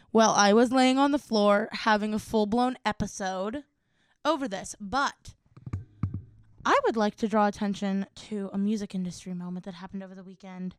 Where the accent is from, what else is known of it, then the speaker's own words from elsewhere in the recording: Cleveland, Ohio, United States; we are from Cleveland